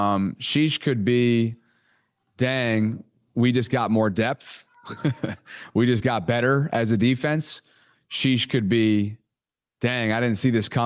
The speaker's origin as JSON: {"language": "English", "town": "Albany", "region": "New York", "country": "United States", "tie": "born or raised there", "moved": "yes", "said": "the Albany Empire, which is an indoor arena football team in my hometown of upstate New York."}